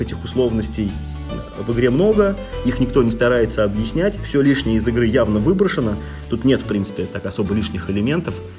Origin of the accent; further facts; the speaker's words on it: Russia; я человек, который родился в России